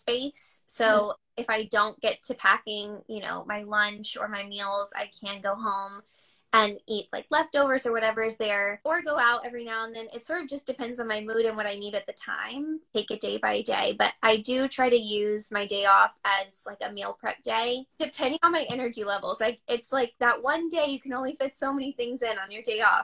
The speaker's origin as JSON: {"language": "English", "town": "Mobile", "region": "Alabama", "country": "United States", "moved": "yes", "lives_now": "New York, United States", "said": "I'm originally from Mobile, Alabama"}